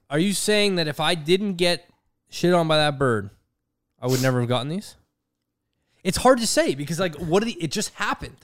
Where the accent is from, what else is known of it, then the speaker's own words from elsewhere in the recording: Canada; I am Canadian, Canadian